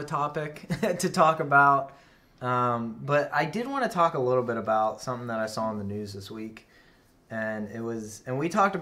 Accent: United States; we grew up in Hicktown, USA

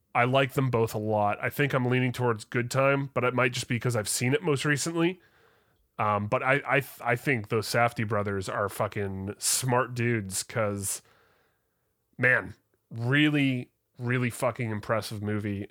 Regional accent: Canada; I'm Canadian

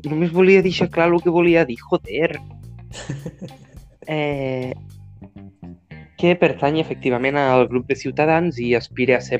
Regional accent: Catalonia, Spain; Soc mal català.

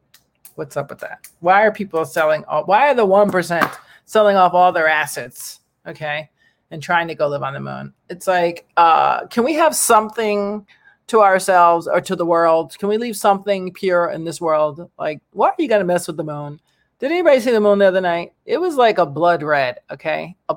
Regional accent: Ireland; born there; I was born in Ireland.

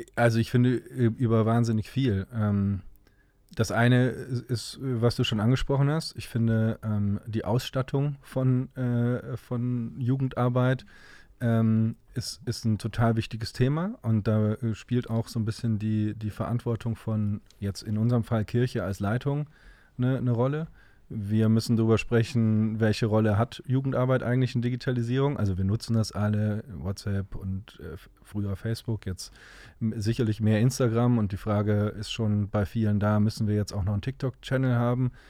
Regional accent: Cologne, North Rhine-Westphalia, Germany; in Düsseldorf zu arbeiten als Kölner

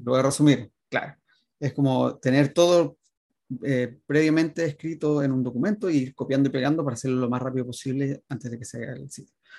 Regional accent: Limache, Valparaíso, Chile; moved away as an adult; also born or lived in Viña del Mar, Chile / Santiago, Chile; now in New Zealand; yo soy de Viña. Ah, bien, Viña. Me fui a Limache, que es un pueblito chiquitito

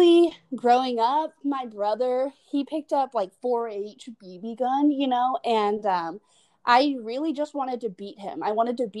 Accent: Winder, Georgia, United States; moved away as an adult; also born or lived in Midtown Atlanta; now in Atlanta, United States; I'm from Winder, Georgia, which is basically the middle of nowhere. It's like 30 minutes away from Athens, Georgia, which is where UGA is at. Yeah, and I just grew up there my whole life, and I just recently moved to Midtown

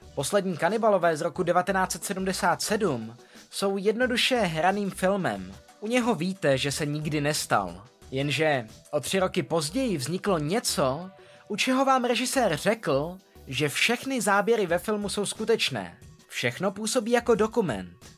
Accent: Czechia; U nás v Čechách

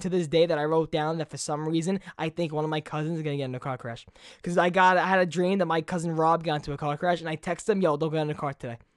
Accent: New York City, New York, United States; Growing up in Brooklyn

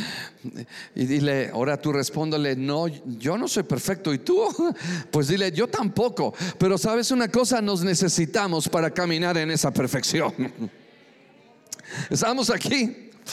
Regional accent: Mexico City, Mexico; soy chilango, gloria a Dios. Soy frijolito, soy de Nopalilandia. Sí, gloria a Dios, a mucho orgullo, soy mexicano

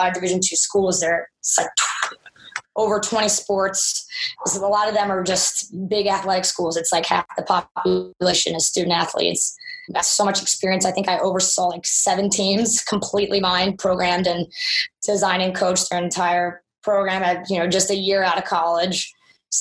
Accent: Philadelphia, Pennsylvania, United States; moved away; also born or lived in Charlotte; We're from Philadelphia originally

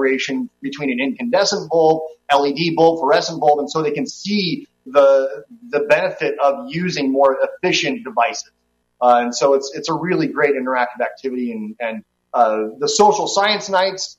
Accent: Las Vegas, Nevada, United States; I'm from Las Vegas.

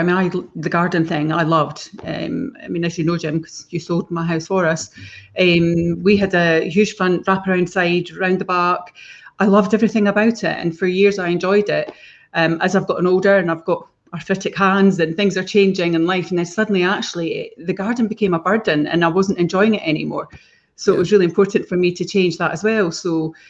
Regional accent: Fife, Scotland, United Kingdom; moved away as an adult; we came back to Fife and we came back to this area, which is where we both grew up. Billy grew up in the Burscreen. I grew up in Mount Fleury

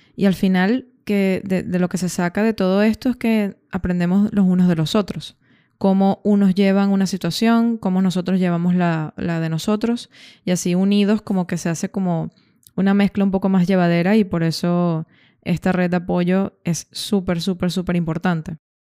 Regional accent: Caracas, Capital District, Venezuela; moved away as an adult; also born or lived in Dublin, Ireland / Granada, Spain / Schaffhausen, Switzerland; Yo soy de Caracas, Venezuela

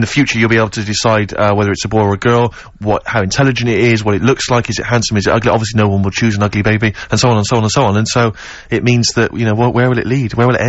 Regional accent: West Country, South West England, United Kingdom; I come from the West Country.

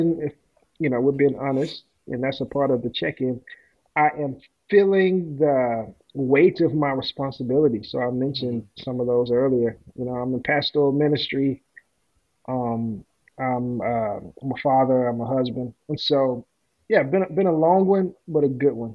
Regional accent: Memphis, Tennessee, United States; moved away as an adult; also born or lived in Texas / Detroit metro area, Michigan; now in Detroit, United States; I am from Memphis, Tennessee, born and raised

